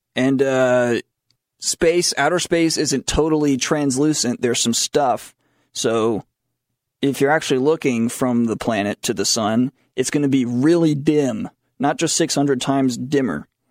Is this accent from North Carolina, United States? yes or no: yes; Matthews, North Carolina, United States; born or raised there; moved away